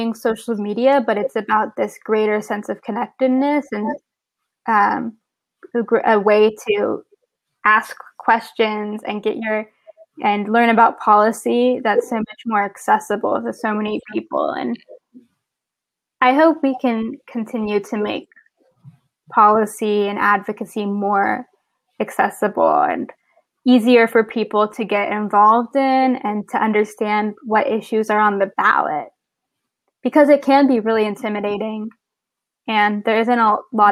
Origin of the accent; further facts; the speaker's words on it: San Antonio, Texas, United States; moved away as an adult; now in Baltimore, United States; I live in Baltimore, Maryland right now, but I'm originally from San Antonio, Texas